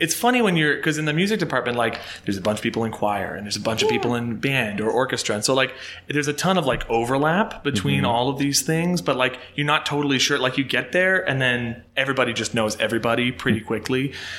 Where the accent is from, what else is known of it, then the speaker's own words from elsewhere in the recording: Kenosha, Wisconsin, United States; also born or lived in Illinois; eventually the family just kind of, like, hopped the border, so I always claim Kenosha.